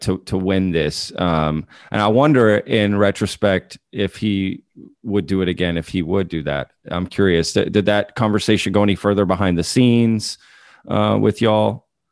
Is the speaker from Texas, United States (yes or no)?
yes; DFW area, Texas, United States; I'm from Texas. I went to school in Texas uh, in the DFW area.